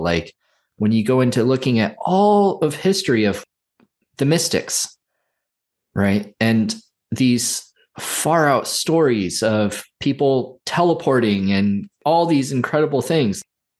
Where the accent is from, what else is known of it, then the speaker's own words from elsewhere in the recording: Santa Cruz, California, United States; And I grew up in Santa Cruz, so like I went to it a lot as a kid.